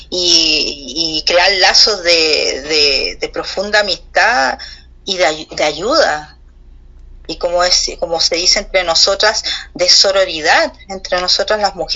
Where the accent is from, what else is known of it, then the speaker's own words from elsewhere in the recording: Chile; es, un cariño recíproco que tú se, se, siente que tú sientes por mi tierra y es va para allá, claramente el mío por la de ustedes, por ese México tan bonito